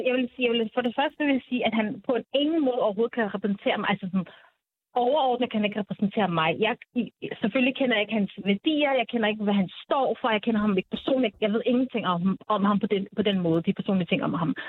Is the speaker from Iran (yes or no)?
no; Denmark; jeg er jo født og opvokset i Danmark og har, og har somaliske rødder.